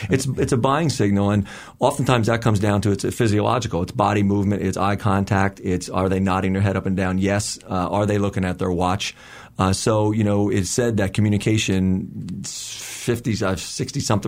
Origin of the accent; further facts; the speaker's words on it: New Jersey, United States; we're all from Jersey